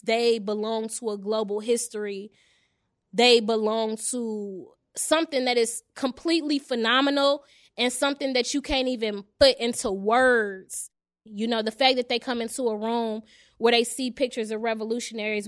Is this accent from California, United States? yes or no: no; Chicago, Illinois, United States; I'm actually from Englewood, 67th and Peoria.